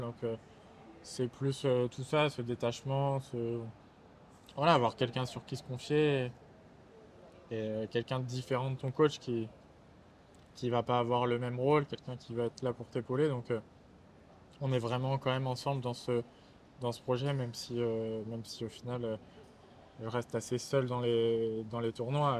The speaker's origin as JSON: {"language": "French", "country": "France", "accent": "French", "said": "J'ai un accent français"}